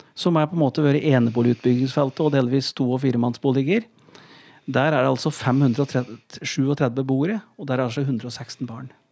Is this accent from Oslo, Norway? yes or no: no; Gjøvik, Innlandet, Norway; jeg er oppvokst på Gjøvik, i Vardal